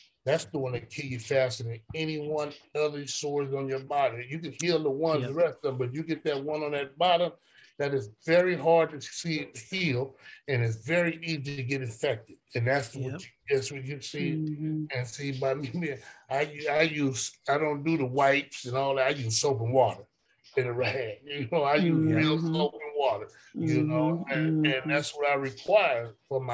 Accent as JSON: {"language": "English", "region": "California", "country": "United States", "tie": "born or raised there", "said": "I grew up in California"}